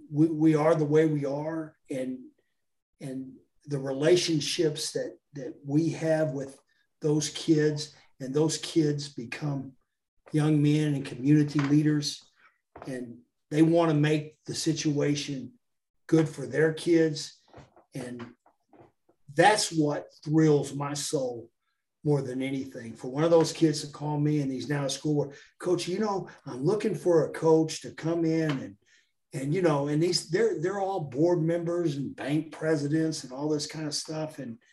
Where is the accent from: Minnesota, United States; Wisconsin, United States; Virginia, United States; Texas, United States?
Texas, United States; Jacksonville; moved away as an adult; I've been out of Jacksonville 20 years, but I'm the dude from Jacksonville